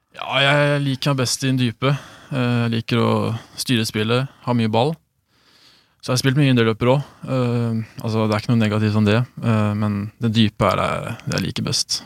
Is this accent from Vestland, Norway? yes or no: no; Sandefjord, Vestfold, Norway; also born or lived in Sweden; jeg flytta hit da jeg var eh, to, så jeg har bodd her nesten hele livet.